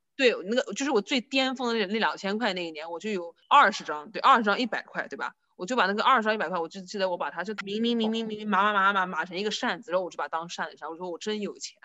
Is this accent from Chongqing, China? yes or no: no; northern Jiangsu, China; moved away; 在我们苏北那边，就是放鞭炮是一个特别，特别，特别隆重的一个事情